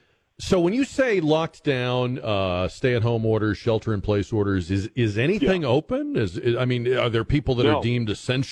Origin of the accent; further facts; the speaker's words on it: Massachusetts, United States; now in Texas, United States; growing up in New England, and New England's a very small place, so although I was in Massachusetts, these states are so small.